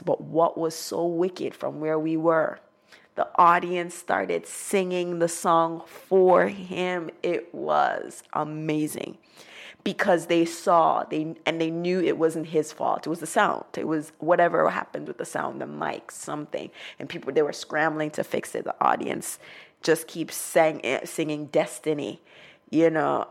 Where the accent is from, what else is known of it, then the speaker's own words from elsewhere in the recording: Montego Bay, Saint James, Jamaica; now in United States; Montego Bay because that's where I'm from